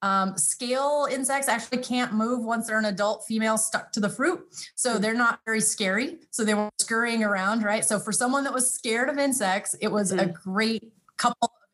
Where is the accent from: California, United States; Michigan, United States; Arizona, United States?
California, United States; Fresno; moved away as an adult; also born or lived in upstate New York; Fresno State University. So out in California, that's my hometown